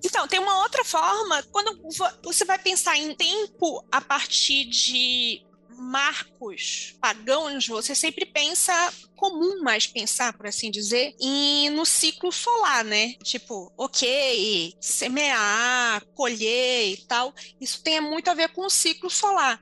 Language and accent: Portuguese; Manaus, Amazonas, Brazil; moved away; enquanto manauara